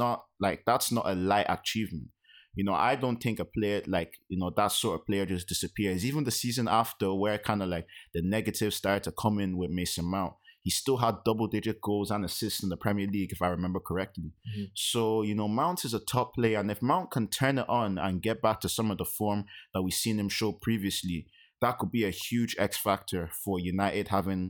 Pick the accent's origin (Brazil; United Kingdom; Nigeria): Nigeria; as a Nigerian.